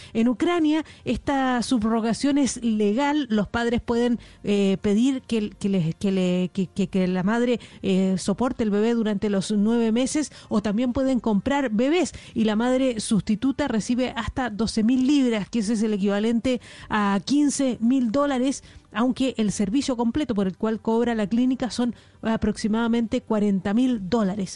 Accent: Chile; now in London, United Kingdom; Yo soy chilena también, pues, soy corresponsal aquí en Londres de, Blue Radio

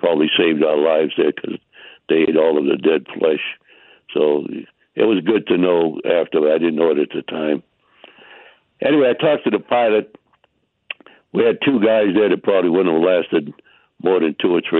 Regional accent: Boston, Massachusetts, United States; I'm born and raised in Boston at the corner of the Charles River and the Atlantic Ocean.

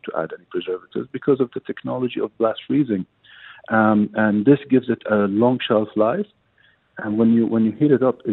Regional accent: United Arab Emirates; I grew up here in the UAE. My whole life was based in the UAE

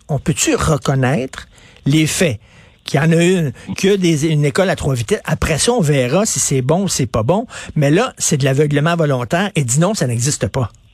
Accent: Montreal, Quebec, Canada; je viens de Verdun, euh, près de Pointe-Saint-Charles. Je viens d'un milieu très modeste

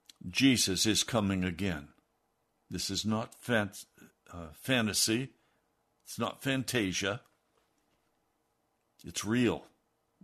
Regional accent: Denver, Colorado, United States; I was born in 1945 in Denver, Colorado

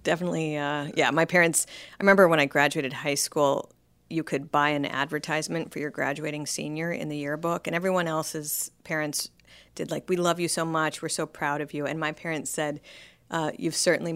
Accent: Colorado, United States; also born or lived in Wyoming / California; I was born in Colorado, but my dad was actually a pastor in Wyoming at the time I was born.

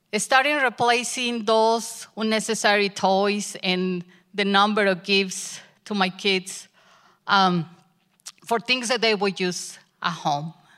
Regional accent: Mexico; English is a second language; moved away as an adult; My husband and I had the opportunity to go back to Mexico with my family and spend Christmas there

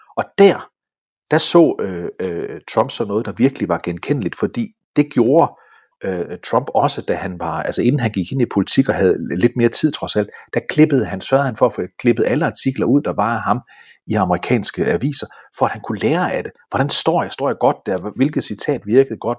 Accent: Denmark; jeg er dansker

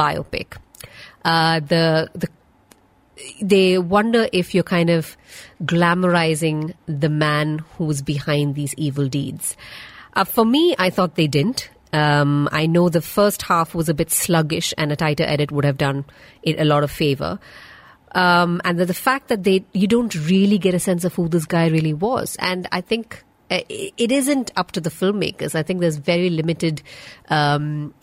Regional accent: South India, India; I'm South Indian

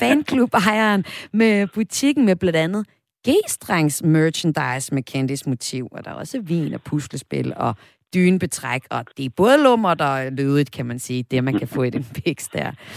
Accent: Vesthimmerland Municipality, North Denmark Region, Denmark; min hjemstavn, hjemstavn fra Vesthimmerlands Kommune, hvor jeg kommer fra

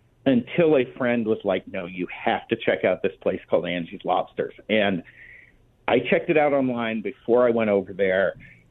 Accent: Boston, Massachusetts, United States; also born or lived in East Coast; now in Phoenix, United States; I was born in Boston. I spent a lot of time growing up on the East Coast.

